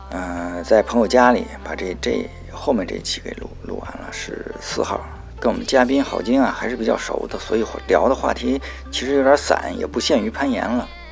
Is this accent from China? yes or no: yes; northern China, China; now in Beijing, China; 我是北方人